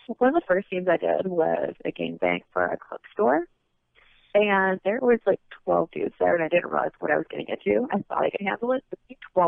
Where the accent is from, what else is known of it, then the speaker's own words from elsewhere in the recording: Cleveland, Ohio, United States; now in New Jersey, United States; Born and raised in Cleveland, Ohio